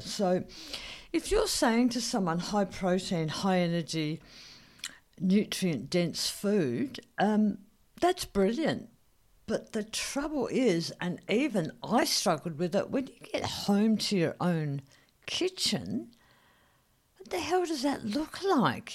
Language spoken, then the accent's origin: English; Australia; as an Australian, as an Aussie